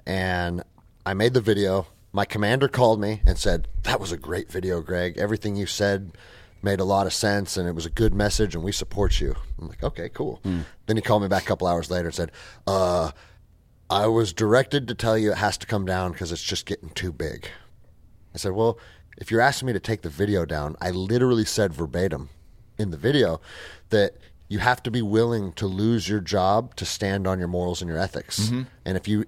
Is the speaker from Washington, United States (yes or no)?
yes; Seattle, Washington, United States; I mean, I grew up in Seattle. I was a little skater kid at 13 years old